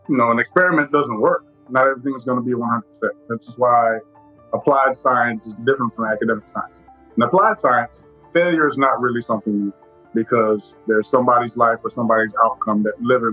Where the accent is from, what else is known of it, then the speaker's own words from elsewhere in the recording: Nigeria; moved away; also born or lived in Washington, D.C., United States; born in D.C., but my first memories were growing up in Nigeria. So we moved there probably when I was about three